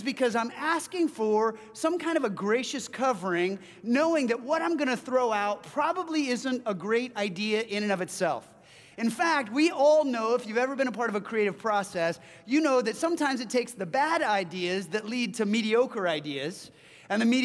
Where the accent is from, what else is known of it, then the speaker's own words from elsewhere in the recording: Southern California, United States; now in Seattle, United States; I hail from Southern California